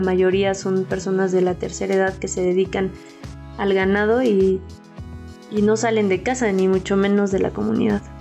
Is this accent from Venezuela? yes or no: no; Hidalgo, Mexico; mi estado, el estado de Hidalgo, que es de donde soy y donde vivo actualmente